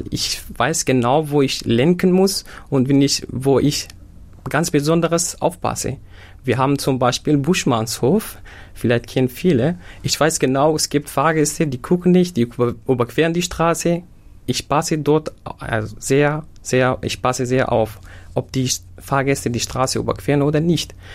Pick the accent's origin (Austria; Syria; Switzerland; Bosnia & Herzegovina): Syria; German is a second language; moved away as an adult; now in Germany; Äh, geboren bin ich in Syrien. Gekommen bin ich nach Deutschland seit sieben Jahren. Ich habe mein Abitur in Syrien gemacht im Jahr 2014.